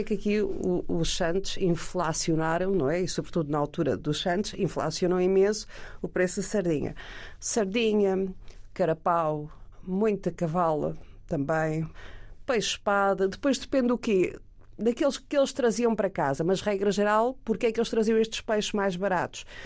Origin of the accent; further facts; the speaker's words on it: Peniche, Leiria District, Portugal; Eu sou de Peniche